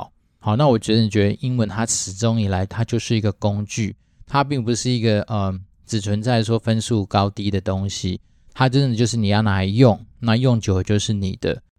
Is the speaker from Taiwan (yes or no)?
yes; Taiwan; 我自己是因为毕竟都是在台湾土生土长的土鸡